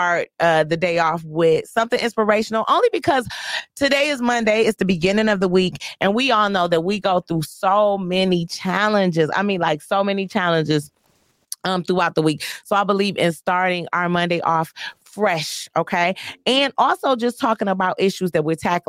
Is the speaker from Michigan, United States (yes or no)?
yes; Joy Road, Michigan, United States; I'm from Joy Road